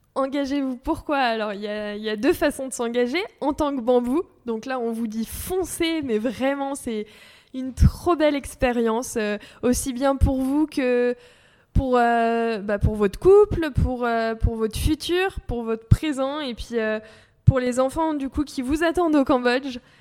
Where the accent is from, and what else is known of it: France